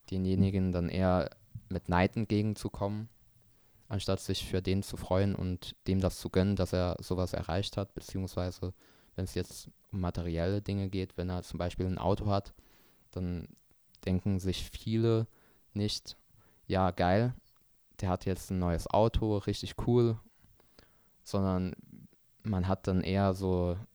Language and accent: German; Germany; sind wir Deutsche doch so ein bisschen zurückgeblieben